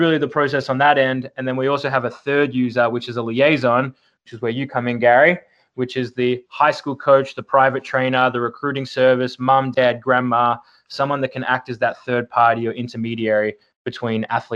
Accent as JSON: {"language": "English", "town": "Melbourne", "region": "Victoria", "country": "Australia", "tie": "born or raised there", "moved": "as an adult", "said": "Born and raised in Melbourne, Australia"}